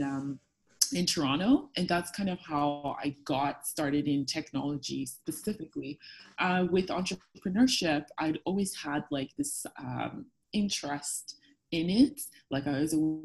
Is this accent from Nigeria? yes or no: yes; Lagos, Nigeria; moved away as an adult; also born or lived in Fredericton, Canada; now in Canada; I grew up in Lagos